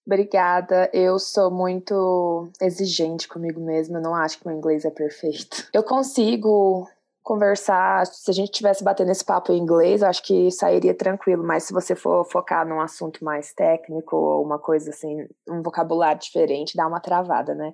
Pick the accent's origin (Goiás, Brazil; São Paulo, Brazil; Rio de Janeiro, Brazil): Goiás, Brazil; Goiânia; moved away as an adult; also born or lived in Denver, Colorado; now in Colorado, United States; eu sou de Goiânia e moro aqui nos Estados Unidos já vai fazer cinco anos